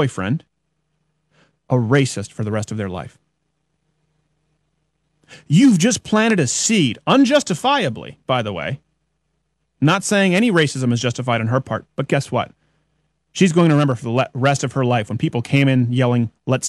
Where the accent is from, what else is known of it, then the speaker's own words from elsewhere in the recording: Quebec, Canada; first language English; moved away; as an English-speaking Canadian living in French Canada, they thought I was retarded until the fourth grade because I had to go to French public schools